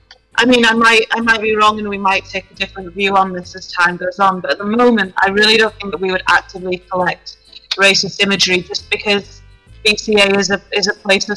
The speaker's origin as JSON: {"language": "English", "region": "Yorkshire and the Humber", "country": "United Kingdom", "said": "I'm mixed race. I'm Nigerian and also from Yorkshire."}